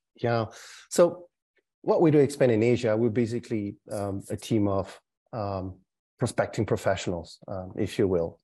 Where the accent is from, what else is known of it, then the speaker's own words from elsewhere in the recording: France; also born or lived in Canada; now in Singapore; was born in France, but lived sixteen years in Canada